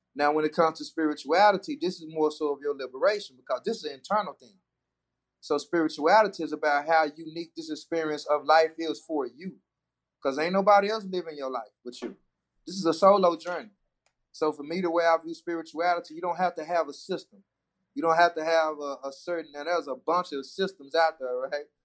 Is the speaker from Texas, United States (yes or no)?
yes; Dallas, Texas, United States; I'm from Dallas